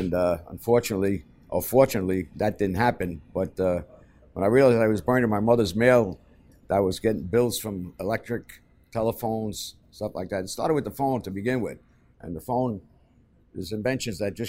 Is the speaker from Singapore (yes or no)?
no; New York City, New York, United States; growing up in Hell's Kitchen